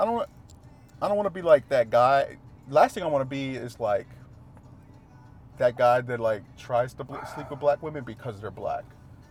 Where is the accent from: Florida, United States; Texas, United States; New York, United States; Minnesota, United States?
Texas, United States; I'm from Texas, man. That's how we do things around here, man.